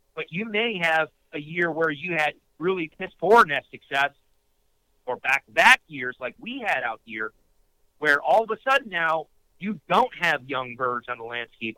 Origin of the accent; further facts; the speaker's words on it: upstate New York, United States; I grew up in upstate New York